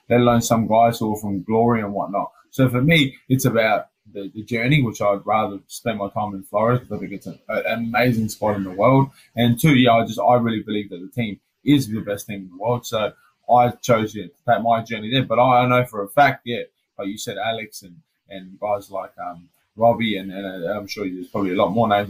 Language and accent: English; Adelaide, South Australia, Australia; I come from Adelaide